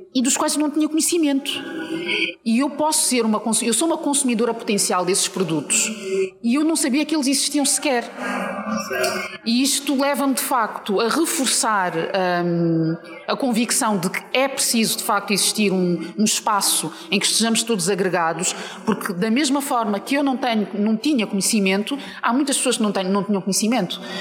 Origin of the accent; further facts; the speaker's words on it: Portugal; also born or lived in Mozambique; eu nasci em Moçambique e, e cresci, passei a minha vida toda em Portugal, mas nasci em Moçambique.